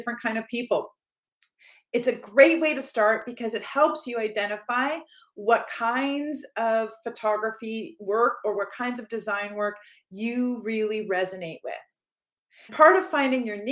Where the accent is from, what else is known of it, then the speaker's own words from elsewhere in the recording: Canada; I am from Canada